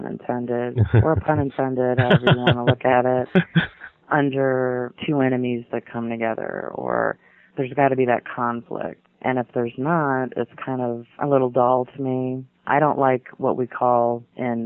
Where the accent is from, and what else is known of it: Ohio, United States